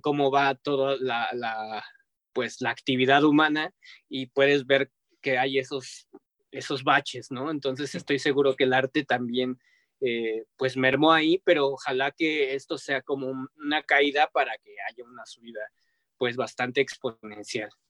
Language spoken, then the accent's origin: Spanish; Mexico